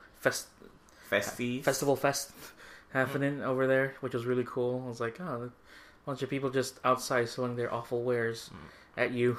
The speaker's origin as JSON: {"language": "English", "country": "Philippines", "moved": "yes", "said": "we're from the Philippines."}